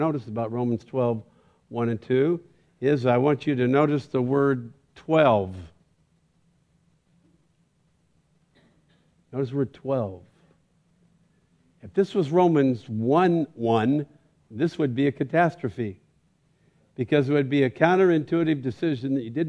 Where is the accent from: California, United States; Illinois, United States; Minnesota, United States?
California, United States; Bakersfield; I'm from Bakersfield